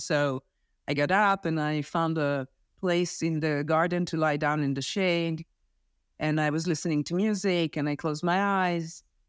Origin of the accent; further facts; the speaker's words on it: Israel; moved away; I'm originally from Israel. I served in the army.